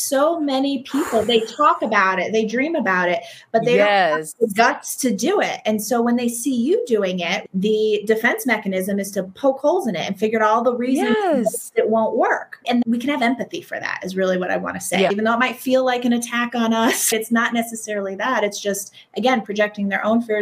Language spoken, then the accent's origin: English; Northeast, United States; I grew up in the Northeast, and that New Yorker part of me